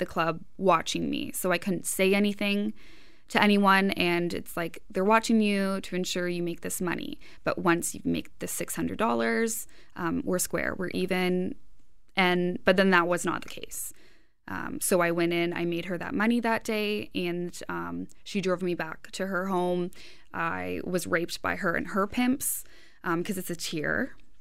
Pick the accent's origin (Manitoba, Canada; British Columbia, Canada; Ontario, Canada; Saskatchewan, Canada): Ontario, Canada; Hamilton; I'm from Hamilton myself.